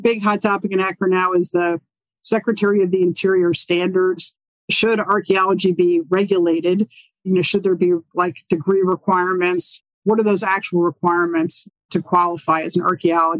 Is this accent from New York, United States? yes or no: yes; New York City, New York, United States; moved away; I'm from New York City